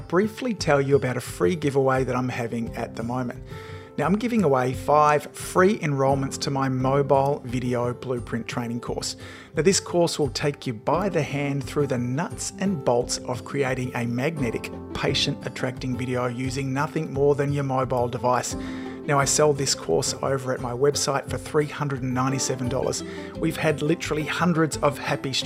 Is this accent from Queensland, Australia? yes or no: no; Melbourne, Victoria, Australia; my hometown here in Melbourne, Australia